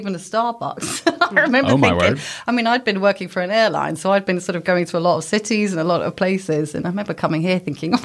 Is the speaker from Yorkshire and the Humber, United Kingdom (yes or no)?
no; Maidenhead, South East England, United Kingdom; moved away as an adult; also born or lived in Dubai; now in Belfast, United Kingdom; I'm born and bred Maidenhead in Berkshire.